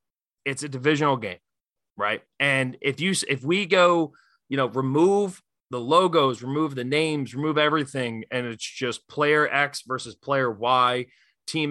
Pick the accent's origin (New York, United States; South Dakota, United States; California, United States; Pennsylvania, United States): Pennsylvania, United States; Philadelphia; we're from Philadelphia. Philadelphians